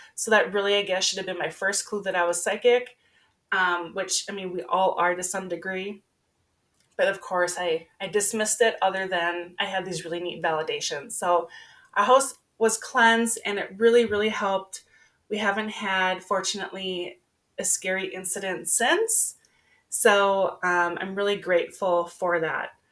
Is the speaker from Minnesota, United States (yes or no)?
yes; Minnesota, United States; I'm a girl from Minnesota, born and raised